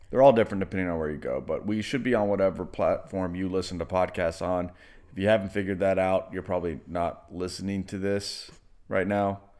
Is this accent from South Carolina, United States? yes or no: no; Lexington, Kentucky, United States; I was born in Lexington, Kentucky